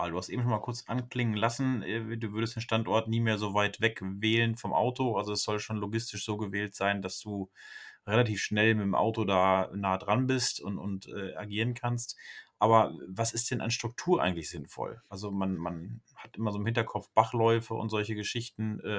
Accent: North Rhine-Westphalia, Germany; da wo ich herkomme, da äh, in der Ecke Kreislippe, also äh, da hatte ich im Kreis Höxter, im Nachbarkreis gejagt.

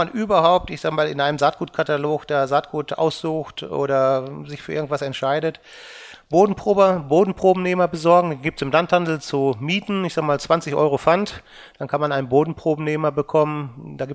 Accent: North Rhine-Westphalia, Germany; Also ich sag mal, ich bin im Sauerland aufgewachsen, ich kenne da die Mittelgebirgsreviere

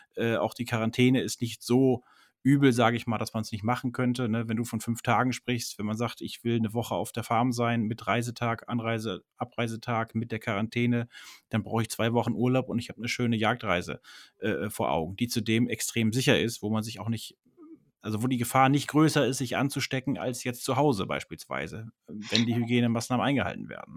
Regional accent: Germany; bei uns in Deutschland

